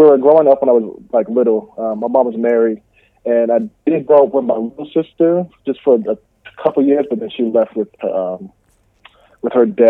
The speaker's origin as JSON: {"language": "English", "town": "Montclair", "region": "New Jersey", "country": "United States", "tie": "born or raised there", "said": "I grew up in New Jersey, in Barclay, New Jersey."}